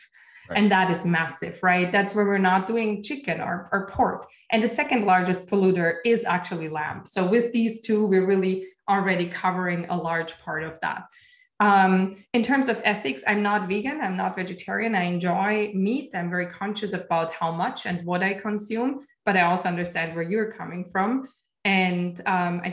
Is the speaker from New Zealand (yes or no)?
no; Austria; moved away; I come from Austria originally, and my grandparents are farmers